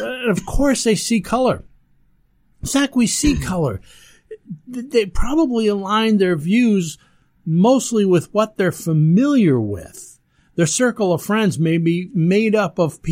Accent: Ellenville, New York, United States; I grew up down in Ellenville, New York

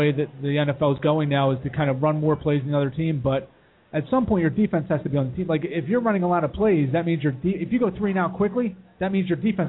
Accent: Voorhees, New Jersey, United States; I grew up in Voorhees

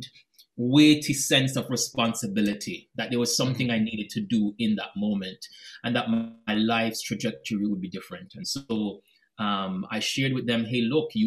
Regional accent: Jamaica; moved away; also born or lived in United States / Cambridge; I grew up in Jamaica, right? The first time I left Jamaica was to go to the United States.

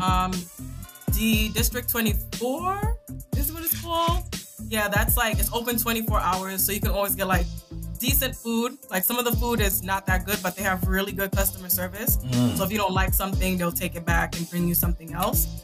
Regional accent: New York City, New York, United States; also born or lived in Saint Vincent and the Grenadines / Virginia; I'm from Brooklyn

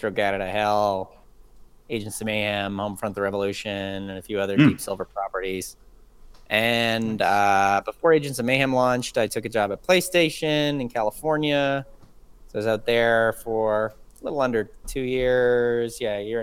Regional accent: Canada; moved away as an adult; now in United States; I grew up in Canada

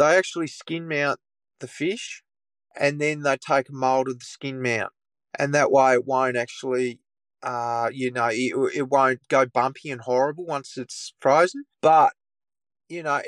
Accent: Tamar Valley, near Launceston, Tasmania, Australia; I grew up in the Tamar Valley, which is just out of Launceston, and it's on the shores of the Tamar River.

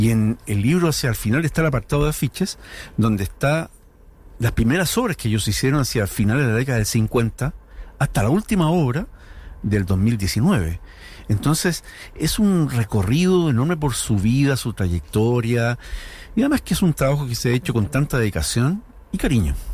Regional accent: Chile; cómo somos los chilenos

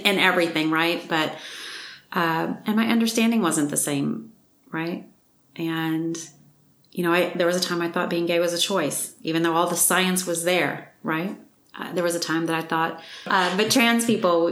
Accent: Mississippi, United States; I was raised in Mississippi.

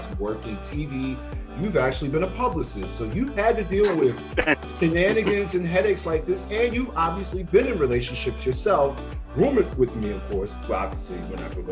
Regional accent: New York City, New York, United States; now in Charlotte, United States; I'm in Charlotte, North Carolina. It's the Wild Wild West. I'm originally from Brooklyn, New York

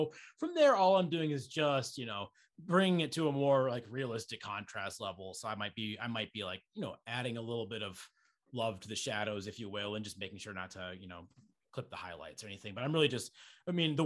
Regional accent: Estes Park, Colorado, United States; where I grew up in Estes Park

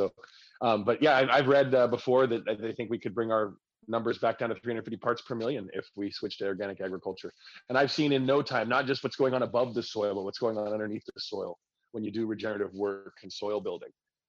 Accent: the West, United States; I'm being from the West, it's an important issue people don't really think about.

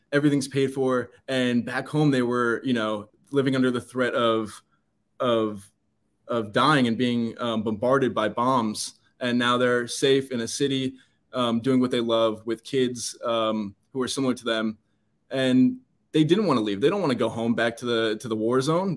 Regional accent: United States; I'm an American

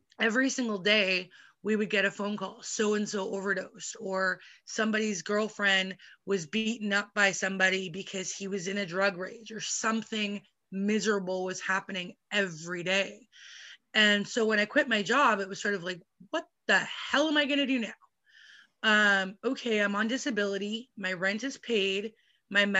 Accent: Vancouver, British Columbia, Canada; I would go to Vancouver, which is close to where I live

